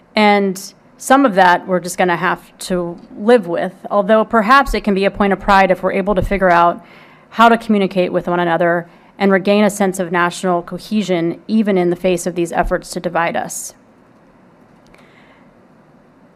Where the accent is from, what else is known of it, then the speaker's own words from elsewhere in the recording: Houston, Texas, United States; I'm from Houston